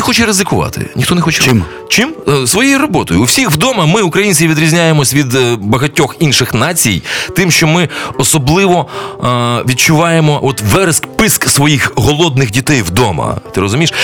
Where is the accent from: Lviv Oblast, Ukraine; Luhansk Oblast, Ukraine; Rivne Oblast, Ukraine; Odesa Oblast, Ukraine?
Odesa Oblast, Ukraine; Balta; also born or lived in Ternopil; now in Kyiv, Ukraine; Я народився в такому славному місті, а, е, містечку. А, е, Одеської області, як Балта